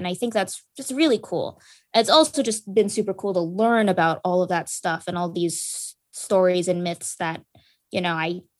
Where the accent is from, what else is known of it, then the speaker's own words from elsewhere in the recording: Philippines; I'm Filipino myself, and so it was super fun getting to research into Filipino culture and mythology